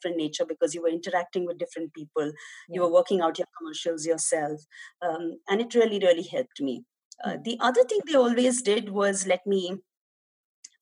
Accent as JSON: {"language": "English", "town": "Mumbai", "region": "Maharashtra", "country": "India", "tie": "born or raised there", "said": "I'm a Mumbai girl, born and brought up in Mumbai, in suburbs of Mumbai"}